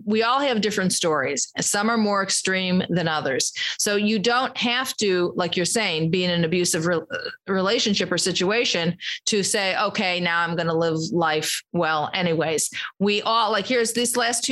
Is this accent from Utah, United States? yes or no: no; Chicago, Illinois, United States; I'm from Chicago